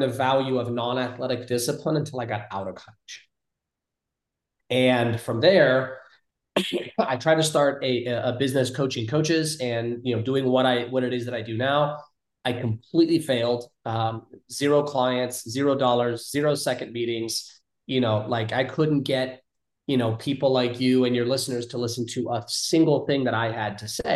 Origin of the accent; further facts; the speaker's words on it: California, United States; moved away as an adult; also born or lived in Ohio; growing up in California